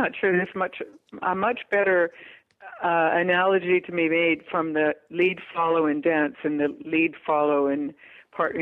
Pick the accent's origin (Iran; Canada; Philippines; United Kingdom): Canada; Vancouver, British Columbia; in my hometown